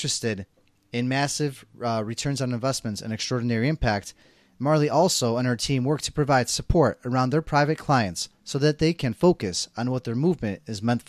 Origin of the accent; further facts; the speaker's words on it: Poland; moved away; I'm initially from Poland.